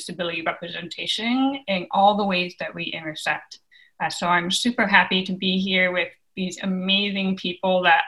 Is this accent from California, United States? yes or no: yes; Bay Area, California, United States; born and raised in the Bay Area